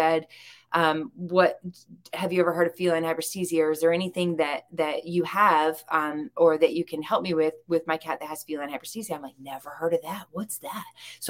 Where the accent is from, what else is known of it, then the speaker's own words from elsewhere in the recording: the South, United States; accent: southern drawl; we're both from